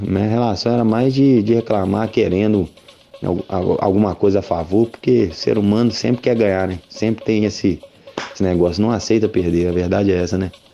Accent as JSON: {"language": "Portuguese", "town": "Belo Horizonte", "region": "Minas Gerais", "country": "Brazil", "moved": "yes", "lives_now": "São João del-Rei, Brazil", "said": "eu sou de Belo Horizonte"}